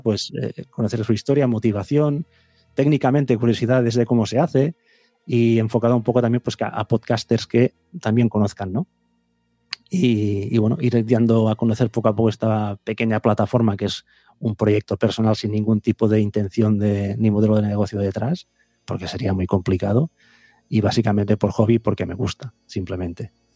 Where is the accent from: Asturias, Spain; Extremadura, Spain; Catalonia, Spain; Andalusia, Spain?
Catalonia, Spain; Vic; yo soy de Big